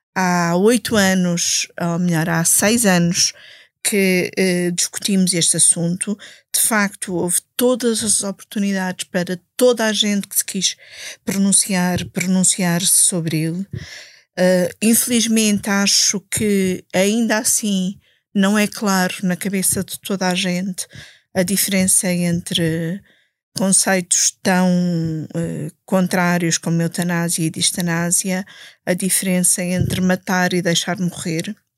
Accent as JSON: {"language": "Portuguese", "town": "Alenquer", "region": "Lisbon", "country": "Portugal", "said": "Eu sou do Conselho de Alenquer"}